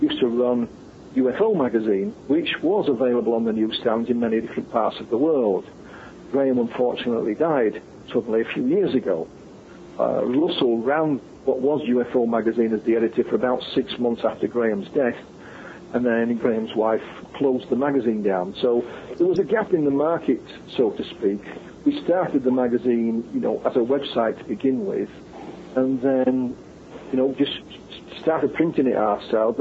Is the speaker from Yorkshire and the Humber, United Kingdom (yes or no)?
yes; Yorkshire and the Humber, United Kingdom; I come from Yorkshire, we're known as being, you know, tight with our money